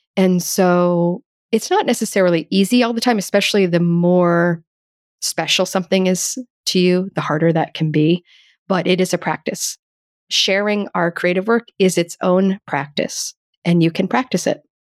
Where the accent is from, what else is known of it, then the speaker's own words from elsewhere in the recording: United States; Growing up as an American